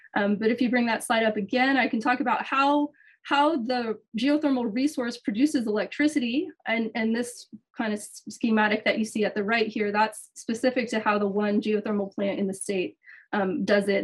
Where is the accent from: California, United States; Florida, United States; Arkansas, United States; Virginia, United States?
California, United States; San Francisco Bay Area; moved away as an adult; also born or lived in Los Angeles, United States; now in Hawaii, United States; I'm originally from the San Francisco Bay Area and left there before Silicon Valley took off